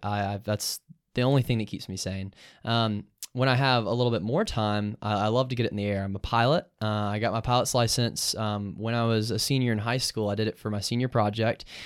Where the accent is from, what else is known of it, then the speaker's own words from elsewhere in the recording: Columbus, Georgia, United States; now in Athens, United States; I'm from Columbus, Georgia